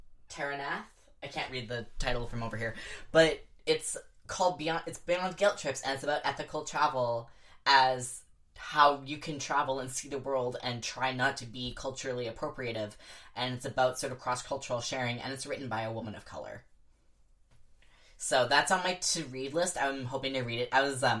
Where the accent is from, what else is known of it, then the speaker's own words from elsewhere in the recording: Bella Bella, British Columbia, Canada; in Bella Bella, where I grew up